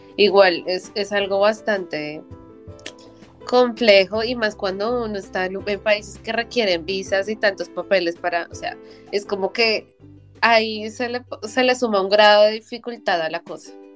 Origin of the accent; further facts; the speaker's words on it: Colombia; moved away as an adult; mi primera vez que salí, o sea, de Colombia de verdad